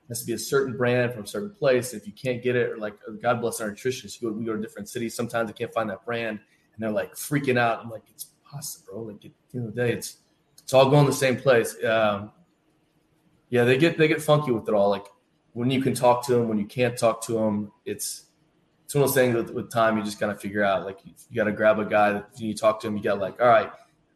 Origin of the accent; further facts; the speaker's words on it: Bloomington, Indiana, United States; now in Cleveland, United States; I grew up in Bloomington, Indiana